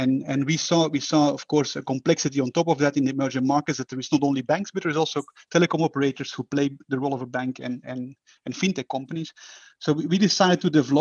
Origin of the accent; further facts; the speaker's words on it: Belgium; moved away as an adult; now in Singapore; I am from Belgium.